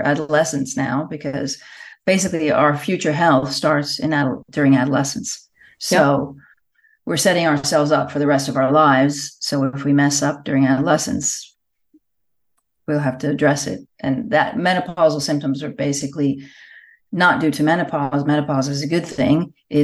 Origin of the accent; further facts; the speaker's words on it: United States; now in Puglia, Italy; I'm in Italy. I'm actually in the south of Italy, in Puglia, but I'm American